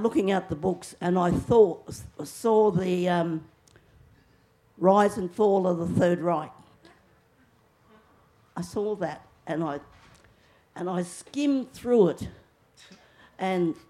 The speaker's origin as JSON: {"language": "English", "town": "Alice Springs", "region": "Northern Territory", "country": "Australia", "tie": "born or raised there", "said": "I grew up in Alice Springs in the 50s"}